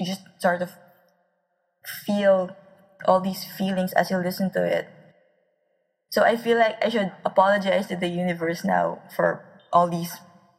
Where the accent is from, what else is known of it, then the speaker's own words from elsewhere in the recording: Philippines; I am a Filipino author